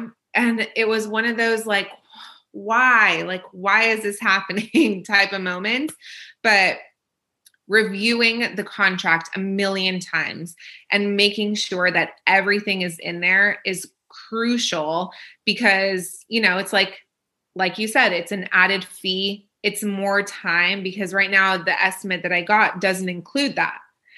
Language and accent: English; Israel; born there; So I was born in Israel.